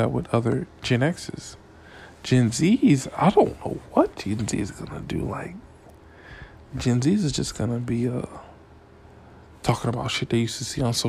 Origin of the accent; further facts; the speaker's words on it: Miami, Florida, United States; I'm from Miami, Florida